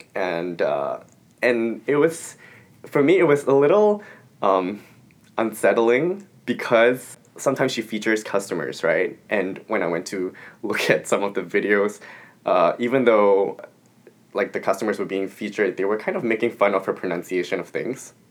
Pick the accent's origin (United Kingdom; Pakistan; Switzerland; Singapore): Singapore; first language English